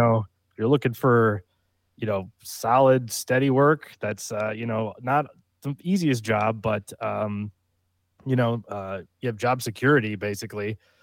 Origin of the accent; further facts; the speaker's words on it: upstate New York, United States; moved away as an adult; also born or lived in Long Island, New York; now in Texas, United States; I'm from upstate New